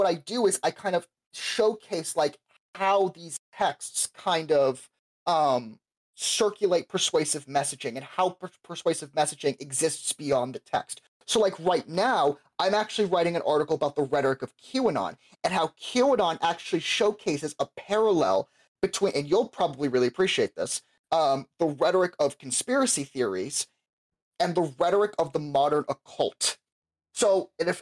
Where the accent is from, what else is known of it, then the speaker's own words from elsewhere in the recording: Florida, United States; I'm from Florida